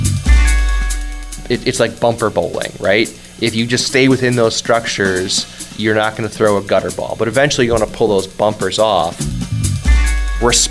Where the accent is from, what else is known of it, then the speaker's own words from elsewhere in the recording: Detroit, Michigan, United States; I'm originally from Detroit and grew up there